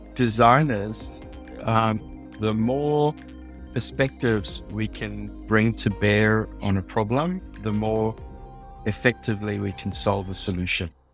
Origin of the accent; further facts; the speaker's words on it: South Africa; accent: South African; also born or lived in Silicon Valley, United States / Shanghai, China; now in Sydney, Australia; my accent is a South African accent.